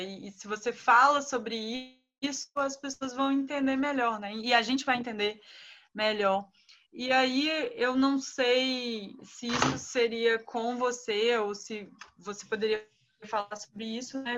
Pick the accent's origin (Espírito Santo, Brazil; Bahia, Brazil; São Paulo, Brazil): Espírito Santo, Brazil; Eu sou capixaba, estou em Vitória